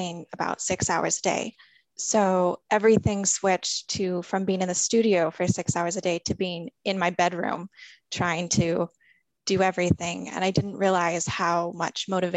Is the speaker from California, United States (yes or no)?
yes; California, United States; I'm from California, and I just graduated from the Cottonwood School